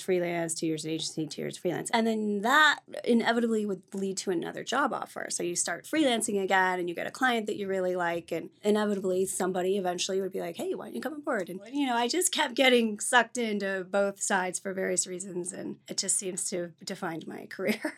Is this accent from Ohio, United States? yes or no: yes; Ohio, United States; moved away as an adult; also born or lived in Granville, Ohio / Colorado; Originally, I'm from Ohio